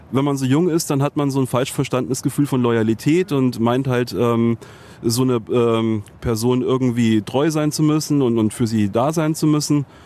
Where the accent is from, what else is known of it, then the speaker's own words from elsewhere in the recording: Munich, Bavaria, Germany; born there; In München, ja.